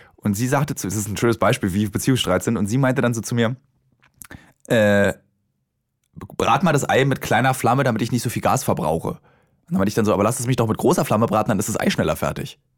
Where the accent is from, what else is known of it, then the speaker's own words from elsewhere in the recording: Berlin, Germany; also born or lived in Hamburg; als Berliner hat man ja ein soziales Umfeld in Berlin